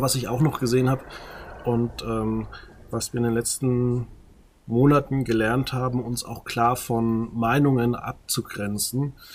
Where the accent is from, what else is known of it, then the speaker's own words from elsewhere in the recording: Margetshöchheim, Bavaria, Germany; also born or lived in Würzburg; ich komme aus dem Ort, der nennt sich Margezöchern